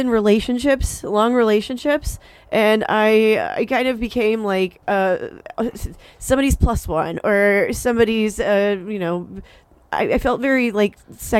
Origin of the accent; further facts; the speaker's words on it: Titusville, Florida, United States; moved away as an adult; now in Orlando, United States; I'm from Titusville.